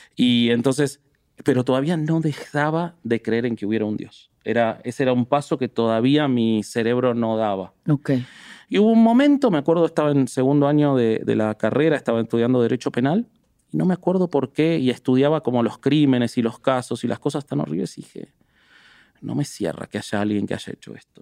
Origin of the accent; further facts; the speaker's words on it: Buenos Aires, Argentina; Yo que me crié en Buenos Aires, una ciudad que se prestigia de progresista